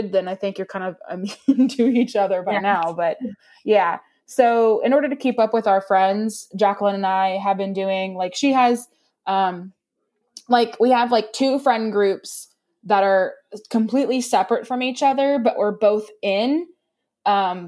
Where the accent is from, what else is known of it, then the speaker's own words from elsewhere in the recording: East Texas, United States; we're from East Texas, we got to say quarantine